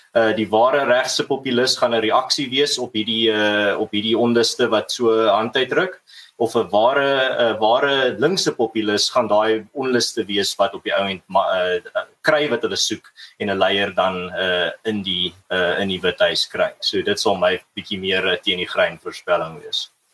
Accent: South Africa; ons as Suid-Afrikaners

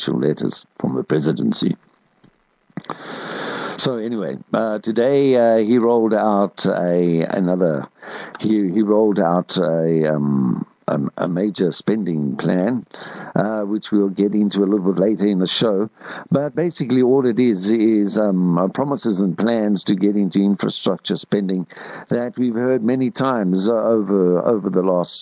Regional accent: Springs, Gauteng, South Africa; I grew up in Springs and I went to a school called Pine Grove in Standard 1 and 2

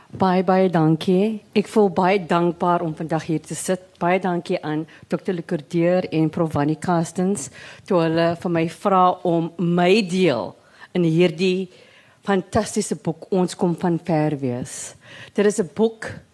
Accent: Cape Town, Western Cape, South Africa; first language English; Ek was gebore in die Boekap. Ek het skool geloop in District 6 by George Golding Primary School en weer Harold Christie Hoërskool

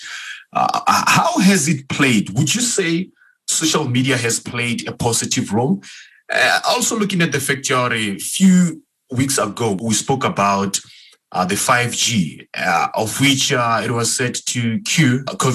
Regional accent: South Africa; as a South African

